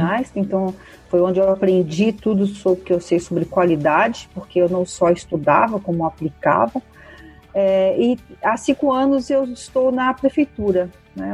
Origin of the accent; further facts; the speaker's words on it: São Paulo, Brazil; eu sou aqui de São Paulo